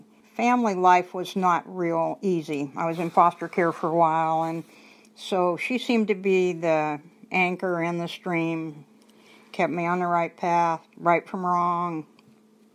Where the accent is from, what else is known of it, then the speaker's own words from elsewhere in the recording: Washington coast, United States; moved away as an adult; also born or lived in Portland, Oregon / Tacoma, Washington; now in Central Oregon, United States; I grew up on a little beat-up farm on the Washington coast